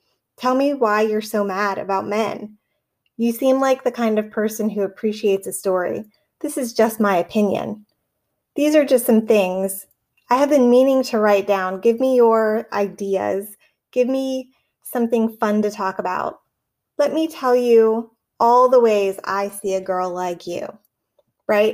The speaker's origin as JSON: {"language": "English", "town": "Pittsburgh", "region": "Pennsylvania", "country": "United States", "moved": "yes", "said": "I'm from Pittsburgh. And so I'm really excited to go back, see some family, see some friends"}